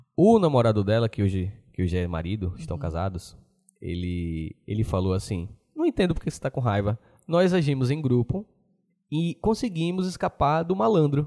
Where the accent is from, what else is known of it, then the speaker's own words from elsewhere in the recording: Aracaju, Sergipe, Brazil; a gente de Aracaju